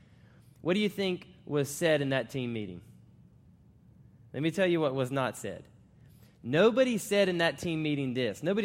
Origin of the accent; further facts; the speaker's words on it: Florida, United States; moved away as an adult; also born or lived in Charlotte, North Carolina; now in Virginia, United States; I now live in Virginia, and I'm actually from Florida